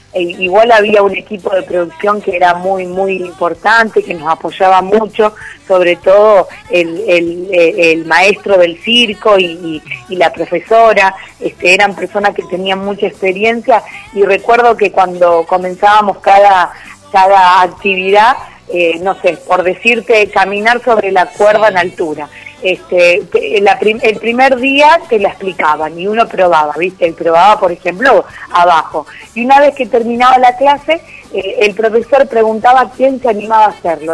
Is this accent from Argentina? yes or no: yes; Argentina; somos argentinos